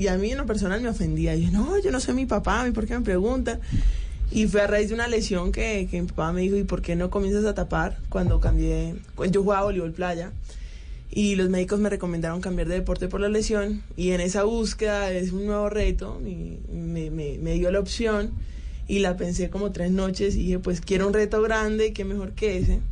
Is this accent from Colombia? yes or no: yes; Colombia; now in Turkey; yo soy colombiana